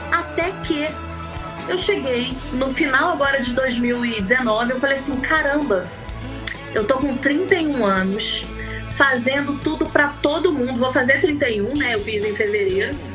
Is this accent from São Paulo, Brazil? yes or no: no; São Gonçalo, Rio de Janeiro, Brazil; also born or lived in Niterói / Itaboraí; eu nasci em São Gonçalo, fui morar em Niterói, fui para Itaboraí e tô aqui há sete, mais nove anos.